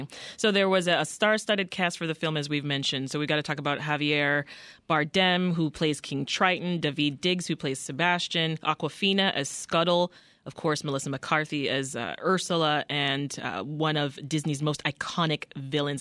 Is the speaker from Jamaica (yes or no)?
yes; Jamaica; as a Jamaican woman